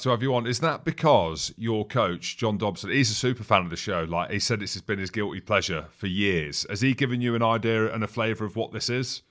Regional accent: Coventry, West Midlands, United Kingdom; I grew up in Coventry.

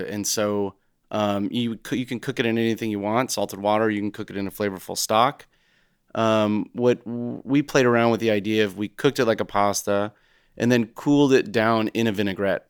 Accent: United States; growing up as an American

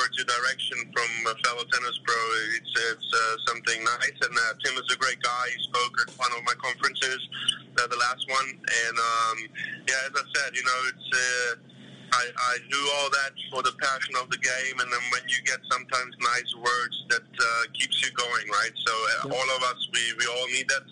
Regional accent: Germany; English is a second language; moved away as an adult; also born or lived in Berlin, Germany; now in Louisiana, United States; German, you know, I was born and raised in Germany. Yeah. My parents are from Croatia

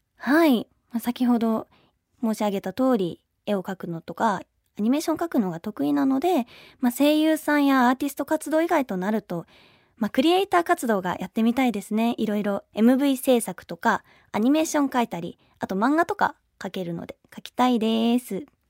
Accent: Kanagawa, Japan; 神奈川県出身です

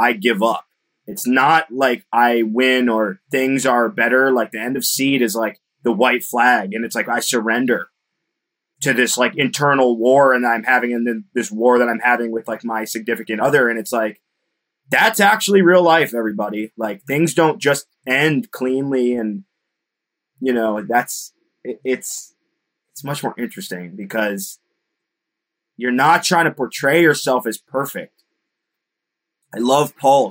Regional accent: Connecticut, United States; I'm from Connecticut

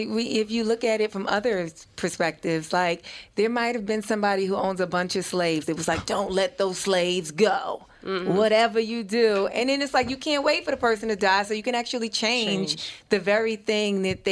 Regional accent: New York City, New York, United States; also born or lived in Brooklyn, New York; now in Los Angeles, United States; I was born in Brooklyn, but I grew up in Harlem. But I live in L.A.

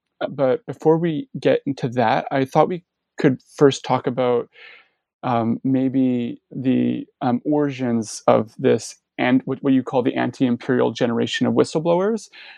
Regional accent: Canada; I'm actually a Canadian, but the United States has had, Republican and Democratic administrations since the 1970s.

